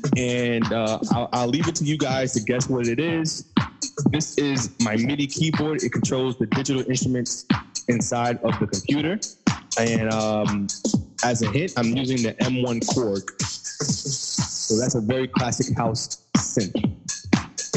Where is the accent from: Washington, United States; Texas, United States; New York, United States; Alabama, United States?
New York, United States; Long Island; I'm from Long Island, but I do this for the whole New York State